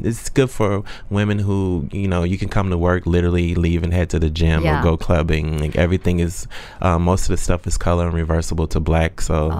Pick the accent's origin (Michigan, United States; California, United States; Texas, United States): Texas, United States; moved away as an adult; now in New York, United States; I'm from Texas